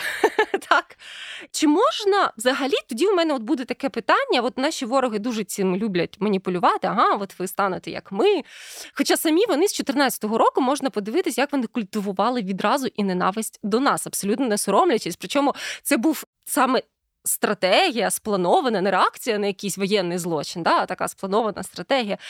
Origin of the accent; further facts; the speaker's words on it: Ukraine; коли я росла в Україні в 90-х